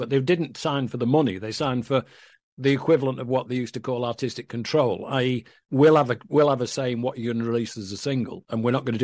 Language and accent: English; Manchester, North West England, United Kingdom; moved away as an adult; now in United States; my hometown, where I grew up in and left 20 years ago now